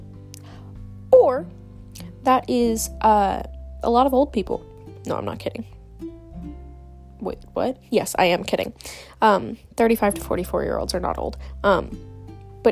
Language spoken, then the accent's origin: English; Netherlands; I'm Dutch. I'm Dutch.